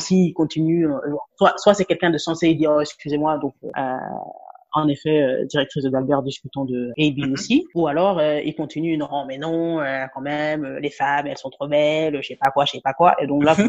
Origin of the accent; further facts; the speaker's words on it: Senegal; first language Wolof; French is a second language; moved away as an adult; also born or lived in Dakar, Senegal; now in Abidjan, Côte d'Ivoire; je suis sénégalaise. Donc, en Olof, on dit Jeff, Ça, c'est merci